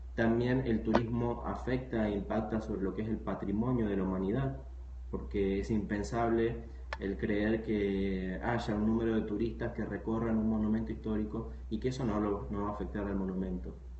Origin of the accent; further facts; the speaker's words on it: Argentina; moved away; yo, soy, argentino, pero viví algunos años en otras ciudades del, país y del mundo